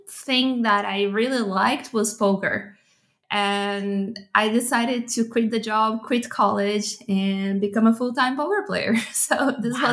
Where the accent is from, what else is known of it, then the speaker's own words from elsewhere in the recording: São Paulo, Brazil; I was born and raised in Sao Paulo, Brazil